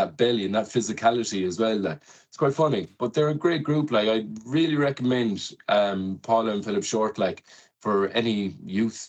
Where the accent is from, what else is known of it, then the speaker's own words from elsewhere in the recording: Loughrea, Connacht, Ireland; now in Galway, Ireland; I'm from Loughrea, about 3 miles outside the town. But I've been living in Galway for the last maybe 10 plus years